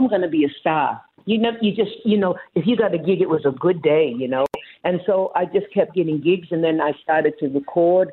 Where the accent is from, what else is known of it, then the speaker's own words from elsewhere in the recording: Boston, Massachusetts, United States; now in Australia; I was brought up in Boston